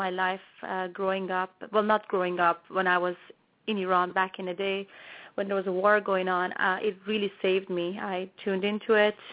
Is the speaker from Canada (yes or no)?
yes; Toronto, Ontario, Canada; I grew up in Toronto, Canada, so I am a Canadian singer-songwriter.